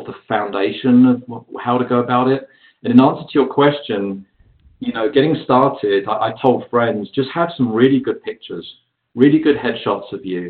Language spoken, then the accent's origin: English; London, United Kingdom; moved away as an adult; also born or lived in San Diego, United States; now in Los Angeles, United States; I was the only British actor in the whole city